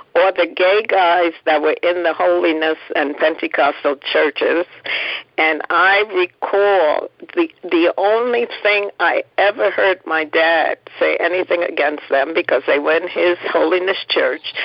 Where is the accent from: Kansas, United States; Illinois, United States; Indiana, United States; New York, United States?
New York, United States; New York City; also born or lived in Philadelphia; we grew up in Harlem